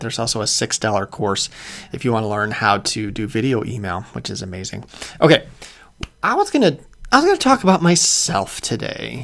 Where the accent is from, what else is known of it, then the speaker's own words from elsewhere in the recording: Clarendon Hills, Illinois, United States; moved away as an adult; also born or lived in Chicago; I grew up in a town called Clarendon Hills, Illinois uh, which is southwest suburbs.